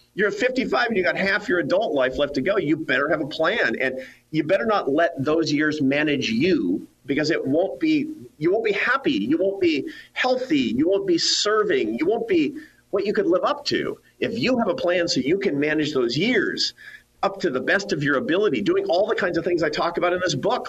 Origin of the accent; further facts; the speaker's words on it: Seattle, Washington, United States; I grew up in the Pacific Northwest. I grew up in Seattle, Washington